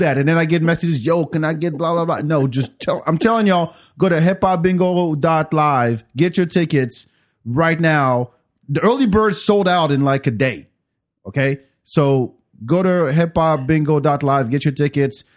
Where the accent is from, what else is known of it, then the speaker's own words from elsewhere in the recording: Paris, Île-de-France, France; also born or lived in Africa; now in Austin, United States; I grew up in Paris.